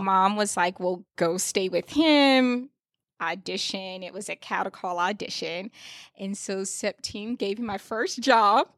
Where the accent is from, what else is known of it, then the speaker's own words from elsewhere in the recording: Fayetteville, North Carolina, United States; now in Washington, D.C., United States; I'm from Fayetteville, North Carolina, um, which is a military town